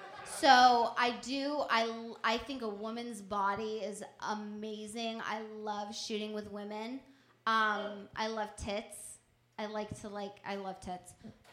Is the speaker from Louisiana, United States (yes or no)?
no; San Diego, California, United States; I grew up in San Diego where there's no rain whatsoever.